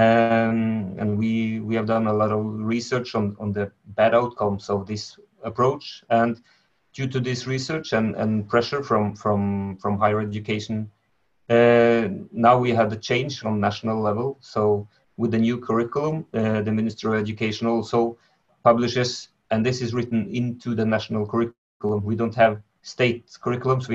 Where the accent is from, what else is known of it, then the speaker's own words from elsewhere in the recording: Norway; I'm from Norway